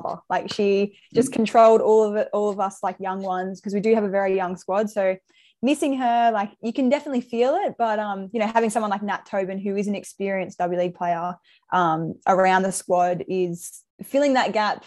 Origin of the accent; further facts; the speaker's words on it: Brisbane, Queensland, Australia; moved away as an adult; also born or lived in Victoria / Melbourne / Newcastle; now in Sydney, Australia; I grew up in Brisbane, but I was born in Victoria. So I would say I'm from Brisbane